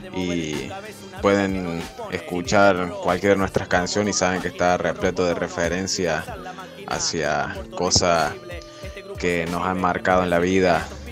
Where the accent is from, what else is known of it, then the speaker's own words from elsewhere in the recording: Jesús María, Córdoba, Argentina; somos de Jesús María Ciudad, de la periferia de Córdoba